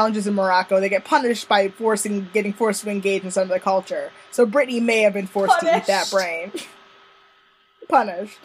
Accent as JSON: {"language": "English", "country": "Jamaica", "said": "I'm Jamaican"}